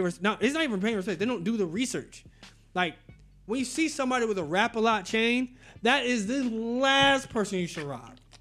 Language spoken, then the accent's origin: English; Tallahassee, Florida, United States; also born or lived in Jacksonville; I was born in Jacksonville, raised in Tallahassee